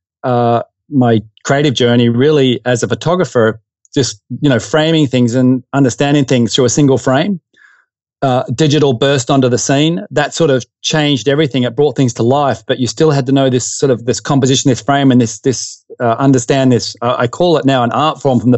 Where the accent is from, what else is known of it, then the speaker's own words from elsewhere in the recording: Perth, Western Australia, Australia; also born or lived in Derby, Western Australia; I grew up in Western Australia in Perth, and in a suburb called Wilson.